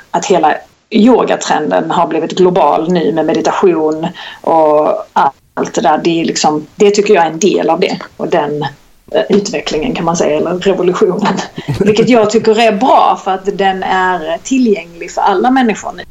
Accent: Kristianstad, Skåne, Sweden; accent: Skånska; moved away; jag är född och uppvuxen i Kristianstad

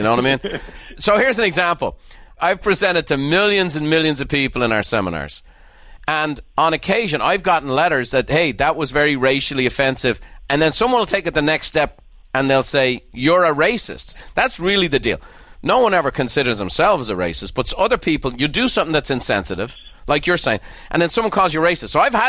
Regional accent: Ireland; born or raised there

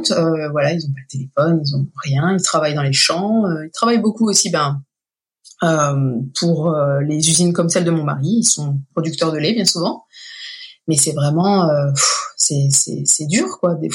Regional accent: Midwest, United States; French is a second language; euh, aussi ben, par chez moi dans le Midwest.

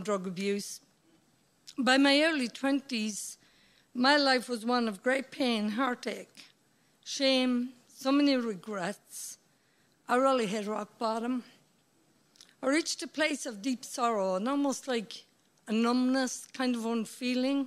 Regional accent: Midlands, Ireland; moved away; also born or lived in United States; I grew up in the Midlands here in Ireland

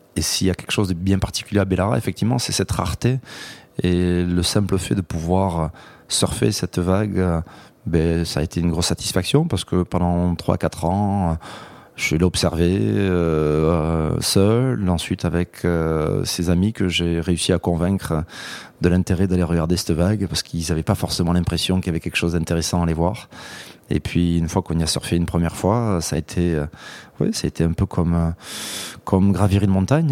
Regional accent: Hendaye, Nouvelle-Aquitaine, France; Les premières vagues, c'est exclusivement dans ma ville natale d'Andaï, qui est une plage bien particulière au sud de la côte basque, à la frontière avec le Pays basque espagnol

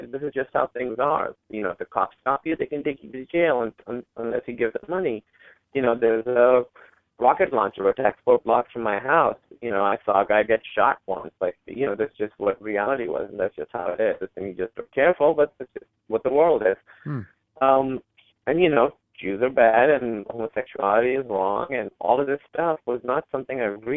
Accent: Pakistan; me being Pakistani or being from Pakistan

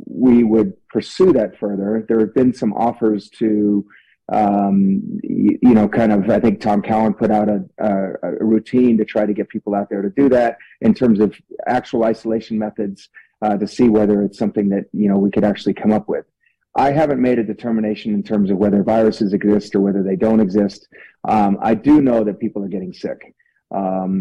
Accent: Italy; also born or lived in France; now in Utah, United States; Growing up in Italy, though, I do speak Italian fluently, and it's been a tremendous part of my upbringing

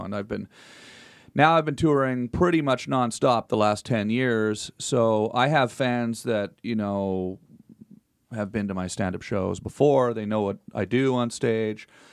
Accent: Canada; moved away as an adult; now in United States; I'm still Canadian also.

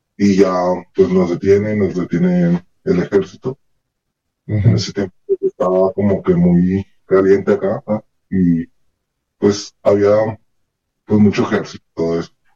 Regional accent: Ciudad Juárez, Chihuahua, Mexico; soy de Ciudad Juárez

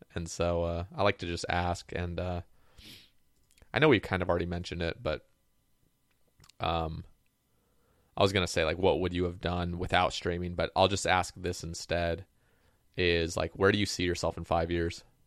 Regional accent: Oregon, United States; moved away; I grew up on the West Coast, like Oregon

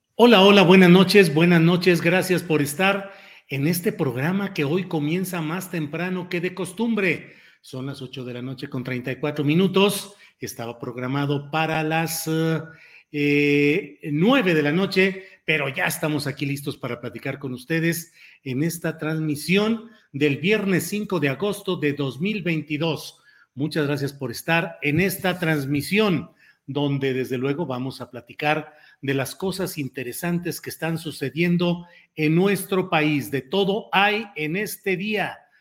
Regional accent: Coahuila, Mexico; una en Coahuila, que siendo mi tierra natal

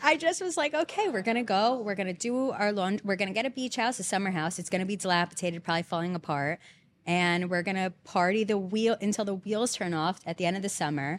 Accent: Belmar, New Jersey, United States; moved away as an adult; now in Hoboken, United States; I'm originally basically from the Jersey Shore

